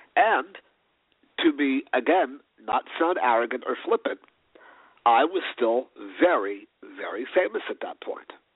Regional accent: New York City, New York, United States; also born or lived in Los Angeles; growing up in New York City in the early 80s

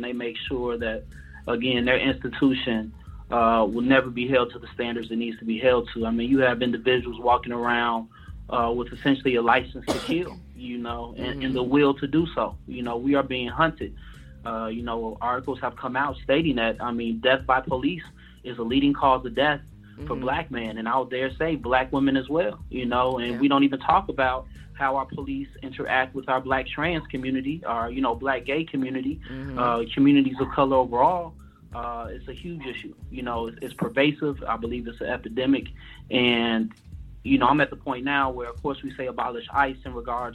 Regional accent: Chicago, Illinois, United States; I'm from Chicago

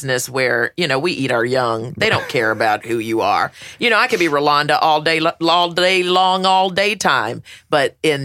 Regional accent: Winston-Salem, North Carolina, United States; moved away; Winston-Salem, my hometown

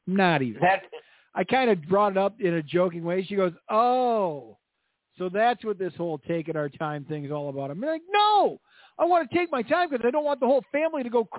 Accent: Kirkland, Illinois, United States; the best fireworks in Northern Illinois, my hometown.

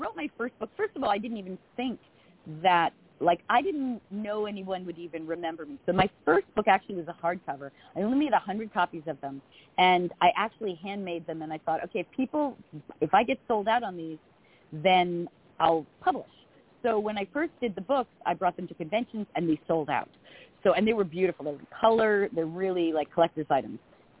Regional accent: Long Island, New York, United States; And I talk like this, so don't be confused. I'm a woman from Long Island.

